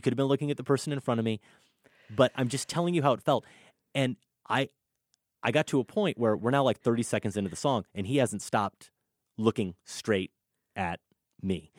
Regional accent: Iowa, United States; growing up in Iowa in the eighties and nineties

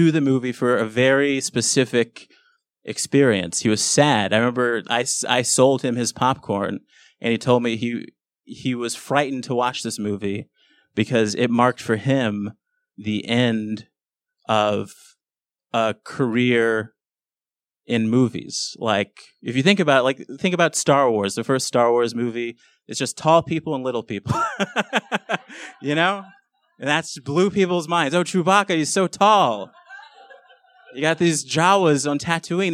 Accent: Los Angeles, California, United States; I grew up in South Central LA, which is a pretty bad neighborhood.

